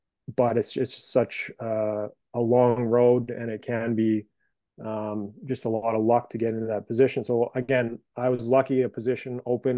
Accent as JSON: {"language": "English", "town": "Brandon", "region": "Manitoba", "country": "Canada", "said": "No, I'm from Brandon."}